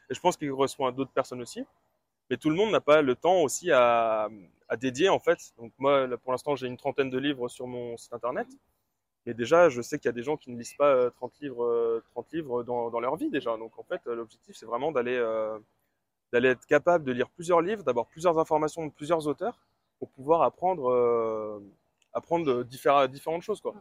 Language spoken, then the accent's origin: French; Brittany, France; je suis de Bretagne, j'ai 27 ans